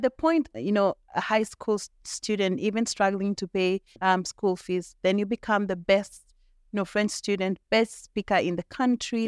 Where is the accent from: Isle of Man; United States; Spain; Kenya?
Kenya; Molo, Nakuru County; I didn't grow up in Nakuru, I grew up in Molo